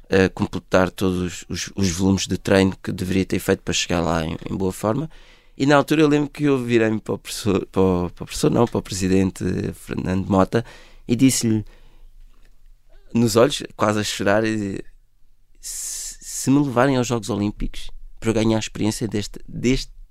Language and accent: Portuguese; Côte d’Ivoire; born there; Foi onde eu nasci.